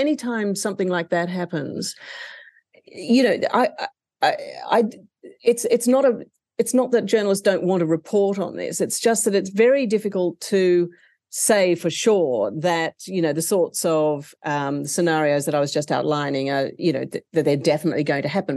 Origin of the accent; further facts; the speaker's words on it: Australia; my home country of Australia